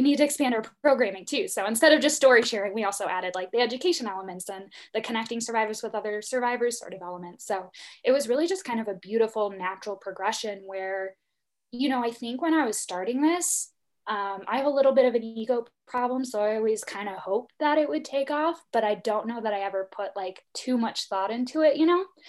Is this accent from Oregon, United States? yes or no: no; Illinois, United States; moved away; very small town, middle of nowhere, Illinois